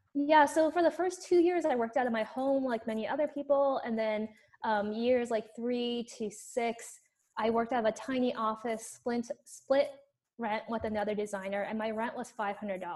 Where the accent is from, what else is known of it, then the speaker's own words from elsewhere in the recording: Los Angeles, California, United States; accent: Valley girl; moved away as an adult; now in Berkeley, United States; I grew up in Los Angeles